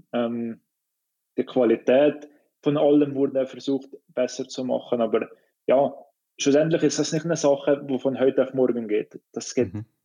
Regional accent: Switzerland; für mich jetzt als Schweizer

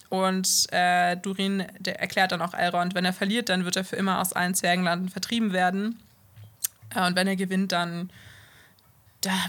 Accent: Bonn, North Rhine-Westphalia, Germany; Ich bin aus Bonn, ja.

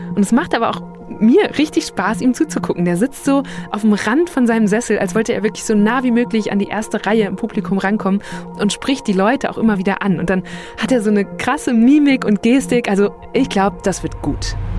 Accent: Borken, Germany; Borken, wo ich herkomme

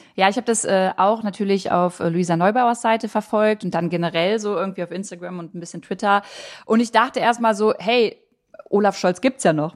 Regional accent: Harz, Germany; meine Heimat. Der Harz, der Harz ist super schön

